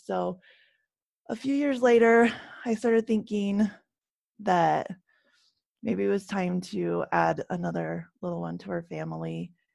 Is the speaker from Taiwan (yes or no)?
no; Canada; now in United States; I live, um, in the States, and I grew up in Canada